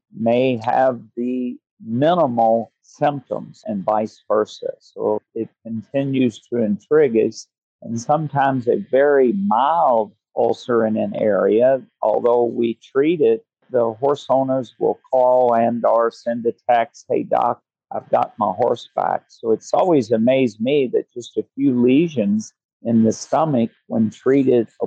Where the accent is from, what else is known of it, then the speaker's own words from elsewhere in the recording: Louisville, Kentucky, United States; also born or lived in Alabama; I grew up in Kentucky, spent most of my boyhood years near Louisville, Kentucky